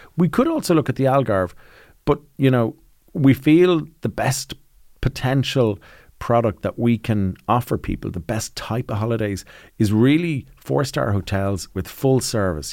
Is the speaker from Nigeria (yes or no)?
no; Ireland; when we grew up in Ireland